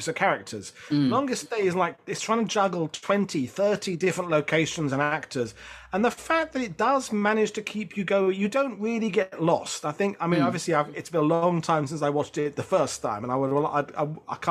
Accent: United Kingdom; now in Normandy, France; as a Brit

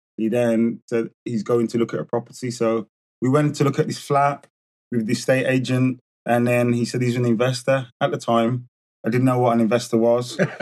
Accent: Birmingham, West Midlands, United Kingdom; born and bred in Birmingham

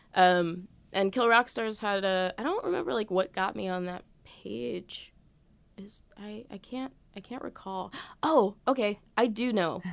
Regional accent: Elizabeth, New Jersey, United States; I grew up in Elizabeth

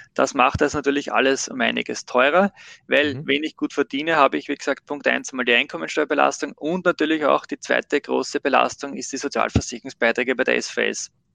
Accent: Austria; bei uns in Österreich

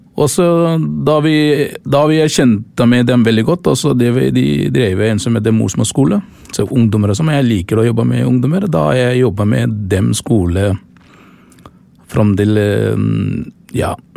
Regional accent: Sri Lanka; Norwegian is a second language; now in Oslo, Norway; Jeg kommer fra Sri Lanka, faktisk. Jeg er tamil

